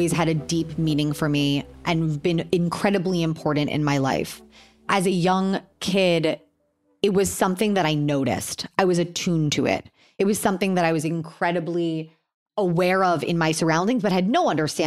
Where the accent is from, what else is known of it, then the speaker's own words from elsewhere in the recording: Miami, Florida, United States; I grew up in Miami in a pretty well-off family.